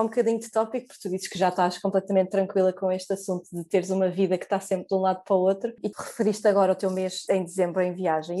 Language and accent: Portuguese; Portugal; a que temos enquanto portugueses